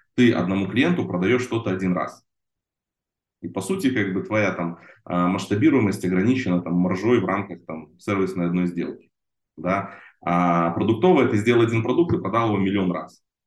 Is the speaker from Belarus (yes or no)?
yes; Belarus; moved away as an adult; now in Israel; я же с Беларуси сам родом, вот, в те годы я жил в Беларуси